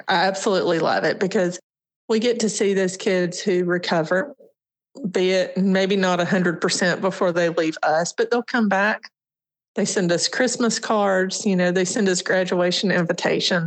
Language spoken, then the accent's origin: English; Sylvan Springs, Alabama, United States; also born or lived in Birmingham, Alabama; I was raised in an area right outside of Birmingham called Sylvan Springs